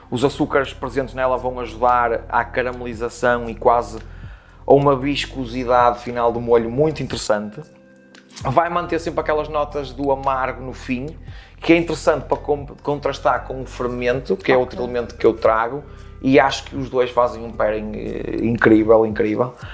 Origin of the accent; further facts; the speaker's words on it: Porto, Norte, Portugal; now in Leça da Palmeira, Portugal; Tenho 36 anos, sou natural do Porto, mas vivo em Laça da Palmeira.